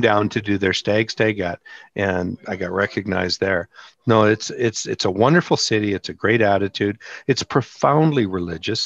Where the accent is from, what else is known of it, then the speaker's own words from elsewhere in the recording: Canada; I'm Canadian